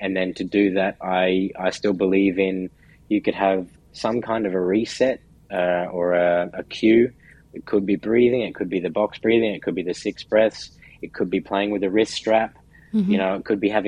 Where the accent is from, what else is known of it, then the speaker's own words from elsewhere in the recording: Brisbane, Queensland, Australia; moved away as an adult; now in New York, United States; where I'm from in Brisbane, Australia, the summers are also quite hot.